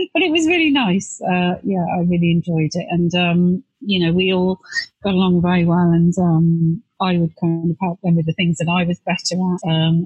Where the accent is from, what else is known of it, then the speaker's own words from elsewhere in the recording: Devon, South West England, United Kingdom; now in Bristol, United Kingdom; I actually grew up in Devon in the West Country